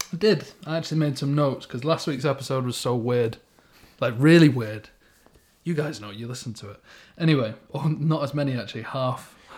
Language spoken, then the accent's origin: English; Stockport, North West England, United Kingdom; I am definitely from Stockport.